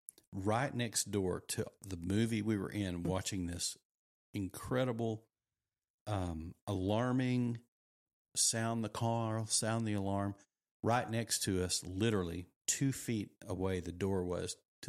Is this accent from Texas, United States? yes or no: yes; Texas, United States; I didn't grow up in America. I grew up in Texas.